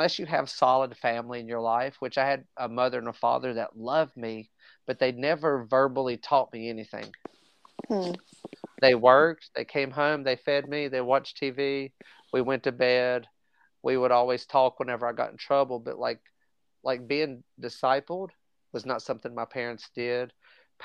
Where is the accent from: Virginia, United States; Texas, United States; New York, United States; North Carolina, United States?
Virginia, United States; Southwest; came back home to Southwest Virginia.